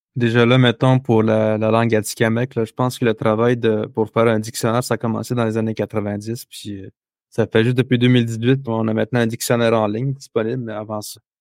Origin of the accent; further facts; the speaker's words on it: Manawan, Quebec, Canada; je viens de Manoan